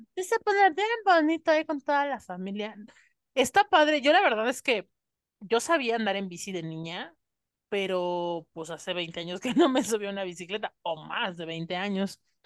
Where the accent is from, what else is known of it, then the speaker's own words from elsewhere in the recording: Mexico; cuando los comencé a ver aquí en México